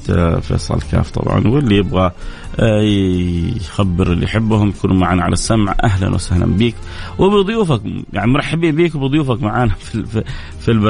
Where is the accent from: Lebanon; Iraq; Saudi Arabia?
Saudi Arabia; بس انا سعودي كذلك